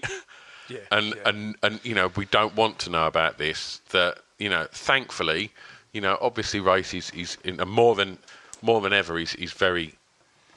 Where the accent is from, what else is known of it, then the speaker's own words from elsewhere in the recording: Tilbury, East of England, United Kingdom; I was born in Tilbury. And my sort of early years were in Tilbury.